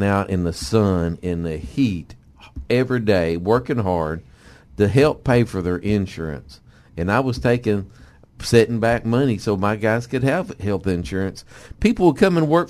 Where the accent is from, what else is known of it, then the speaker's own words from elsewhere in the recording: Mountain View, Arkansas, United States; I'm from Mountain View, Arkansas.